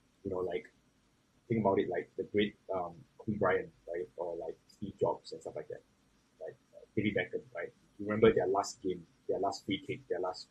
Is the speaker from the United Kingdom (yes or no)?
no; Singapore; As a Singaporean, I think we can do something and we can really put a name on the global map for ourselves